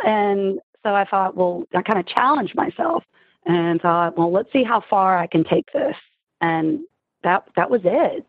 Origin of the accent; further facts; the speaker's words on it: Richmond, Virginia, Mid-Atlantic, United States; now in Richmond, Virginia, United States; I'm from Mid Atlantic. I'm in Richmond, Virginia